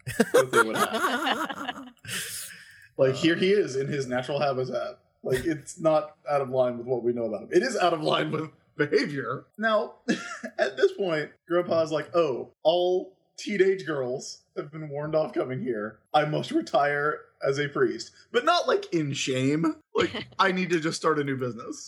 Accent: United States; as a American viewer

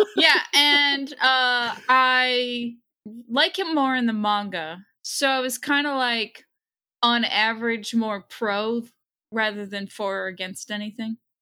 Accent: Waltham, Massachusetts, United States; I grew up in Waltham, Massachusetts, which is right outside of Boston

